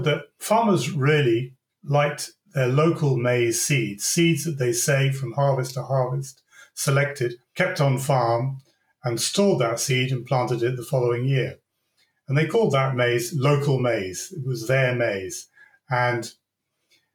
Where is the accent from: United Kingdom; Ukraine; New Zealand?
United Kingdom; Devon, South West England; I was born and brought up in Devon in the United Kingdom.